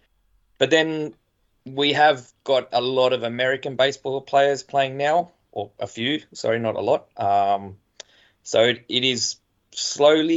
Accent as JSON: {"language": "English", "country": "Australia", "moved": "yes"}